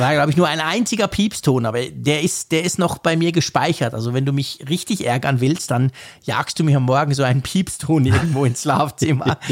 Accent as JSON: {"language": "German", "country": "Switzerland", "said": "als Schweizer, der die Uhr quasi erfunden hat"}